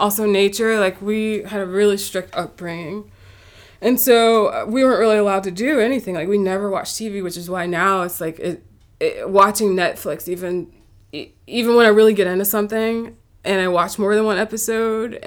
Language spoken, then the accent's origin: English; Huntersville, North Carolina, United States; I'm from North Carolina. I'm from Charlotte, but also a little outside of Charlotte, Huntersville